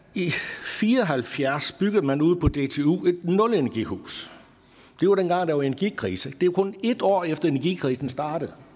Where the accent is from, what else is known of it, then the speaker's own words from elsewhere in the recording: North Jutland, North Denmark Region, Denmark; op i Nordjylland, der hvor jeg kommer fra